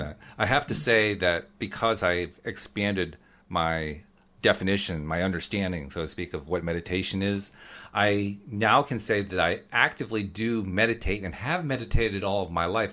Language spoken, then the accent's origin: English; East Coast, United States; accent: East Coast; also born or lived in Oregon; I'm from the East Coast